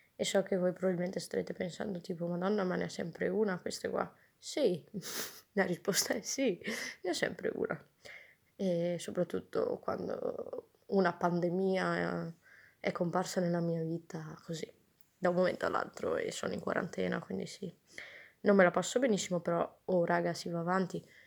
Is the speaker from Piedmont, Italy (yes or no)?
no; Pordenone, Friuli-Venezia Giulia, Italy; moved away; also born or lived in Trento; sono di Pordenone, nessuno sa dove sia